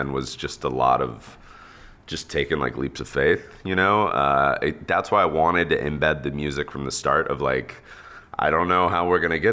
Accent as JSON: {"language": "English", "region": "Texas", "country": "United States", "tie": "born or raised there", "said": "I grew up in Texas"}